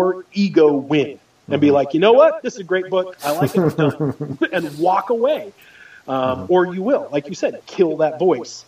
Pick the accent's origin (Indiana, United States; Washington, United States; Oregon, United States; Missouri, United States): Oregon, United States; I grew up in Oregon